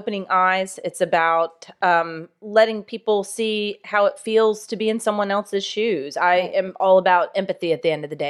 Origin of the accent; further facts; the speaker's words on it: Jacksonville, Florida, United States; how the death penalty has been impacted by the murder of a little playmate that I had growing up in Jacksonville.